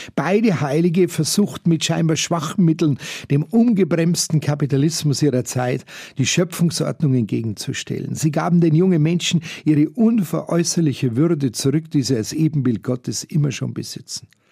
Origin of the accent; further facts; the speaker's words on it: Munich, Bavaria, Germany; als Jugendliche im Schülerzentrum Fürstenried hier in München